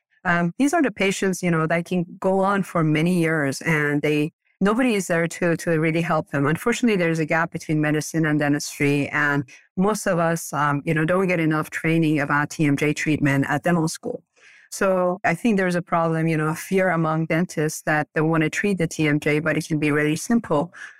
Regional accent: Iran; English is a second language; now in Portland, United States; Portland, Oregon. This has been my home for the past 35 years, but I'm originally from Iran. We moved here to U.S. after the revolution.

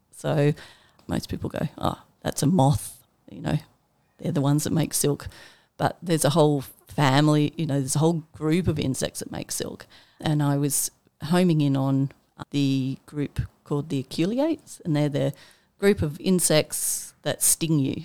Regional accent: Armidale, New South Wales, Australia; now in Canberra, Australia; I grew up in Armidale in New South Wales, uh, small on a small little farm.

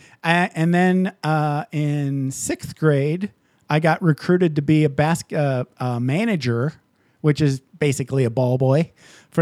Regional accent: Michigan, United States; now in Las Vegas, United States; I grew up in Michigan

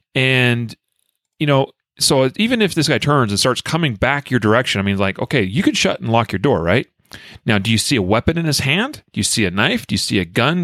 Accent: United States; also born or lived in Wyoming; growing up in Idaho and Wyoming

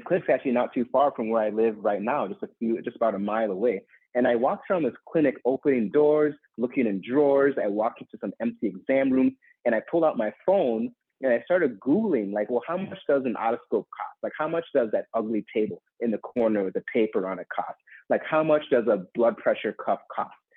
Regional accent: Minneapolis, Minnesota, United States; in my home state of Minnesota and Minneapolis

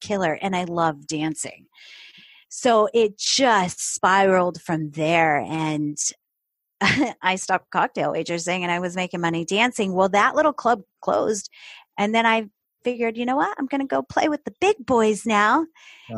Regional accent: upstate New York, United States; moved away as an adult; also born or lived in Florida; I grew up in New York, uh, upstate New York.

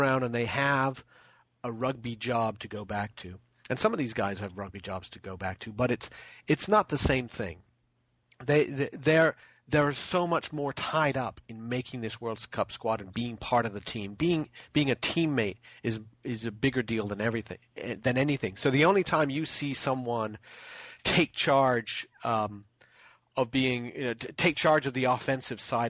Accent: Olympia, Washington, United States; my hometown of Olympia, Washington

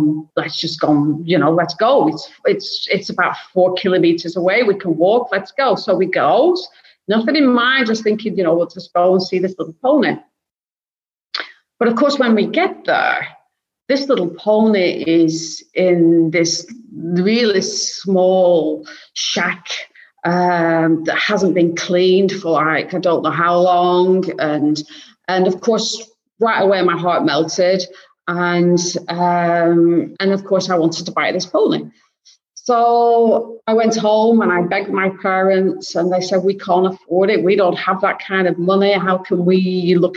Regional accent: Blackburn, North West England, United Kingdom; moved away; I'm originally from the UK, as you can probably tell with my accent, and I'm from the north of the UK, north of Manchester, so a little town called Blackburn

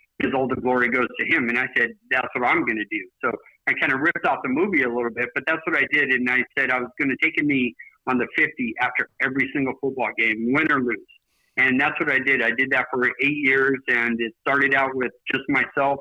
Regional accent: Bremerton, Washington, United States; I started out growing up in Bremerton, Washington

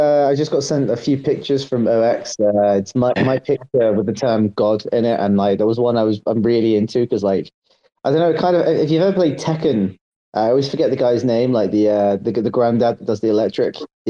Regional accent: London, United Kingdom; moved away as an adult; I'm actually from London, right? But like, I lived there for the first 21 years of my life.

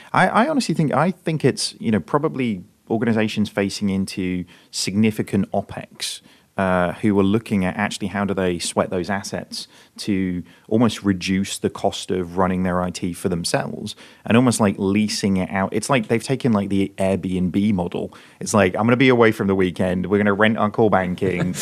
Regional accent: United Kingdom; being a Brit

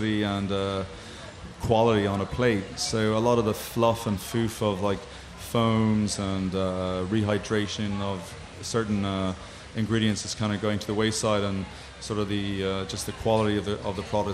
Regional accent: Galway, Connacht, Ireland; now in Chicago, United States; I grew up in Galway on the West Coast of Ireland

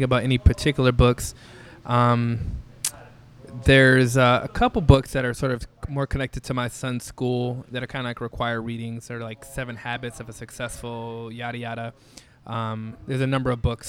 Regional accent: Chicago, Illinois, United States; born and raised in Chicago

